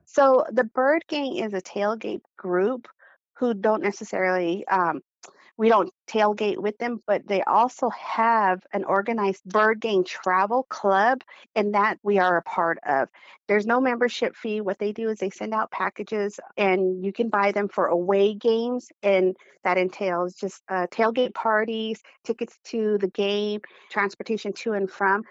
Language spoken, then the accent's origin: English; Arizona, United States; I'm from Lehigh.